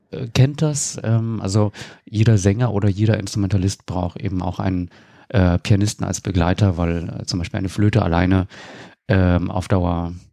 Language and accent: German; Berlin, Germany; also born or lived in Rostock; Genau, in Rostock geboren und in Berlin aufgewachsen.